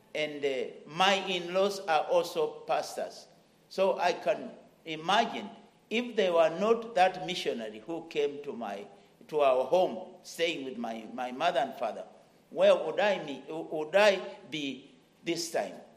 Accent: Kenya; my land, Kenya

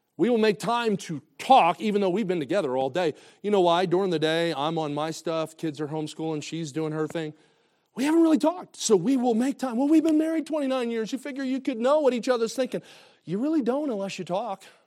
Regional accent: New Jersey, United States; moved away as an adult; now in Kansas City, United States; I grew up in New Jersey

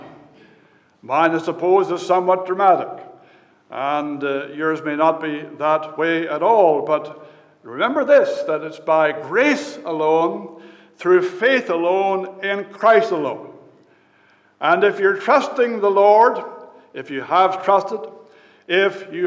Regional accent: Fredericton, New Brunswick, Canada; I was born in Fredericton, New Brunswick, Canada, in 1959

